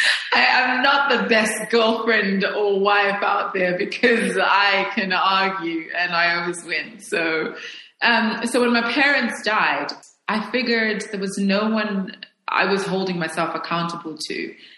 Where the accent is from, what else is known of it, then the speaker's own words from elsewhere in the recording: Lusaka, Lusaka Province, Zambia; moved away as an adult; now in Johannesburg, South Africa; I was born in Zambia. I spent my formative years in Zambia. My mother was from Zimbabwe. My father was from South Africa.